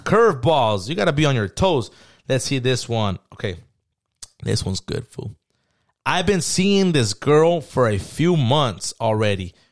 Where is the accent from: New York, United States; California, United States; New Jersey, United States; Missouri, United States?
California, United States; San Diego; I grew up in San Diego